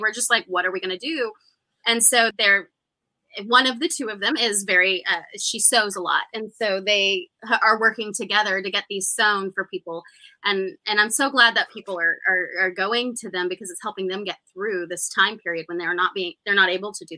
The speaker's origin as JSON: {"language": "English", "region": "Oklahoma", "country": "United States", "said": "I'm from Oklahoma"}